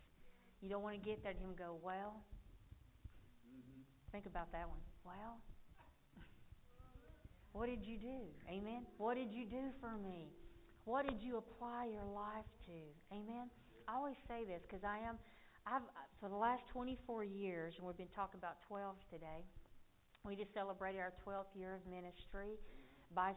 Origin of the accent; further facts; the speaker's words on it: Alabama, United States; moved away as an adult; I came from Alabama with a Bible on my knee. And I traded my banjo for a Bible 24 years ago. When I left Alabama